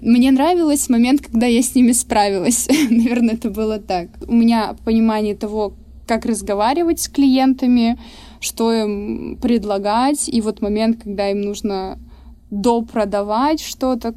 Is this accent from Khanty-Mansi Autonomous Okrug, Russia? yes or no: yes; Surgut, Khanty-Mansi Autonomous Okrug, Russia; экскурсии по моему родному городу исторические. Я из Сургута